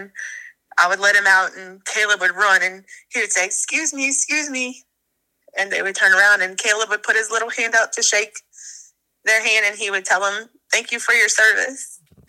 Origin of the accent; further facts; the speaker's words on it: Ponchatoula, Louisiana, United States; Ponchatoula, Louisiana.